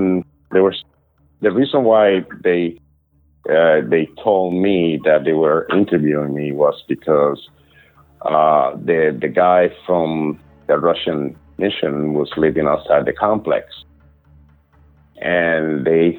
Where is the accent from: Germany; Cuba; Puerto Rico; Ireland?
Cuba; now in United States; I came from Cuba, right? Cuba is a communist country